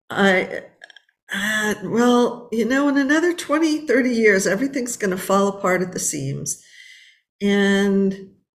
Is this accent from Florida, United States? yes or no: no; Los Angeles, California, United States; I was born and raised in Los Angeles